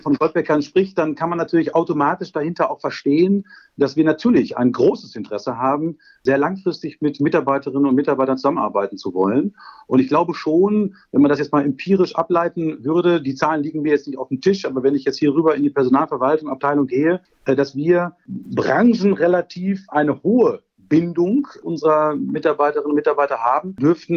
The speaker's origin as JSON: {"language": "German", "region": "North Rhine-Westphalia", "country": "Germany", "said": "als Ostwestfale"}